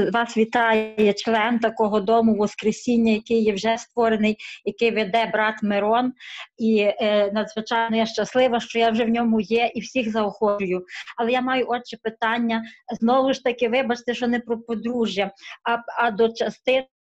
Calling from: Caserta, Campania, Italy; Я з Італії, е, недалеко від Олександри, що молилася місто Казерта.

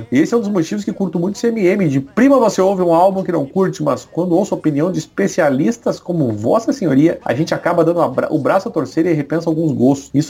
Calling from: São Paulo, Brazil; sou de São Paulo, capital

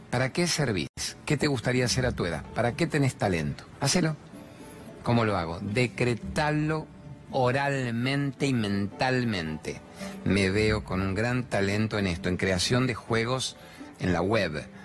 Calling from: Palermo, Buenos Aires, Argentina; Soy …, soy de Palermo.

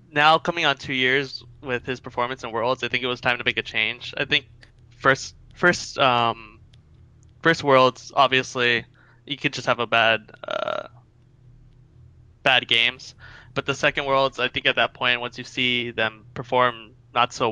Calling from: California, United States; Uh, calling from Southern California.

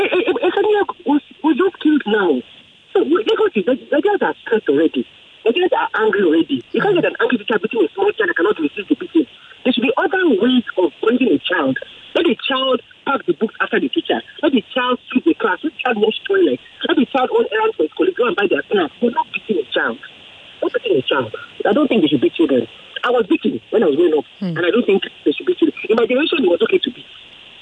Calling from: Ogudu, Lagos, Nigeria; I'm calling from Ogudu.

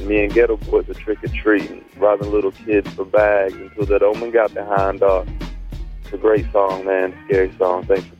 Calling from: North Carolina, United States; I'm calling from Aiden, North Carolina.

